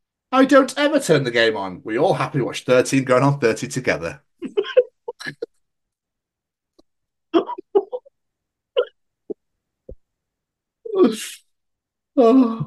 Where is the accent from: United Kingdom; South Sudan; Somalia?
United Kingdom; Scotland; the beautiful country of Scotland, my home country